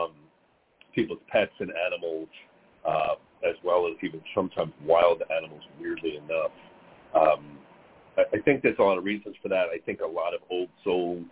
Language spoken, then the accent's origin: English; New York, United States; I grew up in New York